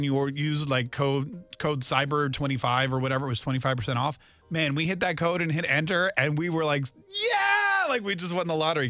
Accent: North Carolina, United States; also born or lived in Canada; I grew up in North Carolina, but I'm from Canada.

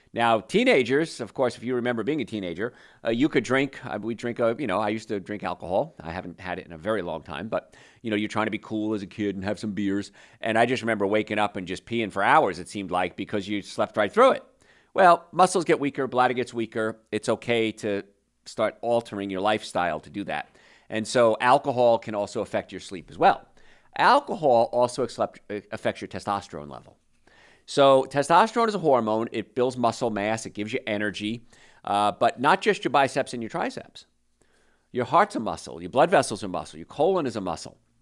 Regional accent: New Jersey, United States; I grew up in New Jersey

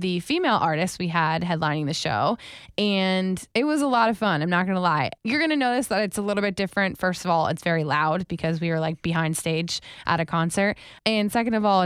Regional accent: Wellington, Florida, United States; moved away; I lived in Wellington specifically

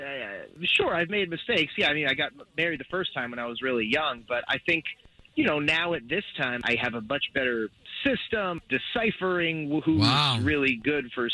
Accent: Altamonte Springs, Florida, United States; I'm from Altamont Springs

